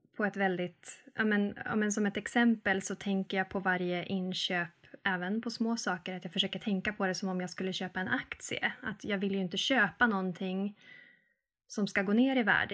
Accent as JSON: {"language": "Swedish", "town": "Arvidsjaur", "region": "Norrbotten County", "country": "Sweden", "moved": "yes", "lives_now": "Mellösa, Sweden", "said": "Jag kommer från Arvidsjaur, men just nu så bor jag i Mellösa"}